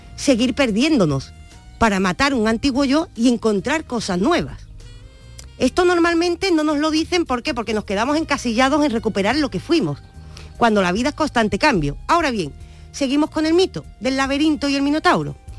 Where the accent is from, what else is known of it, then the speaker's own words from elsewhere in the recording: Andalusia, Spain; Nosotros como andaluces